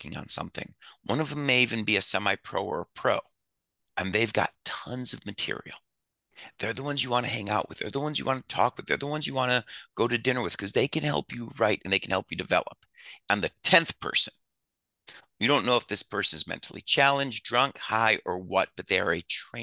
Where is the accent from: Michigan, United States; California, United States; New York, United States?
Michigan, United States; Detroit; moved away as an adult; also born or lived in New Orleans; now in Las Vegas, United States; I grew up in Detroit.